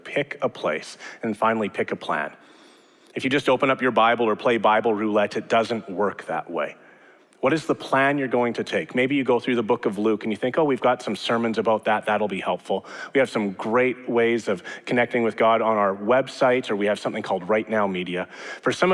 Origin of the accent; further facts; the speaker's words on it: Edmonton, Alberta, Canada; moved away; also born or lived in Regina / Calgary / British Columbia; born and raised in Edmonton, but I lived in Regina, I've lived in Calgary, I've lived in BC